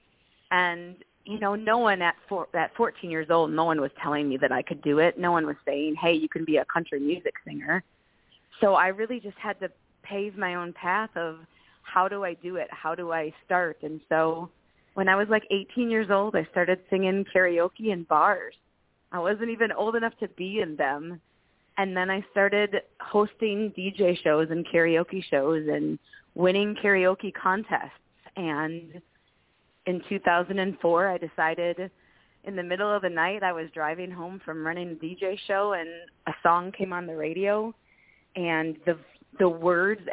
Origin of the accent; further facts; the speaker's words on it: Milwaukee, Wisconsin, United States; also born or lived in Nashville, Tennessee; I'm from the Milwaukee area of Wisconsin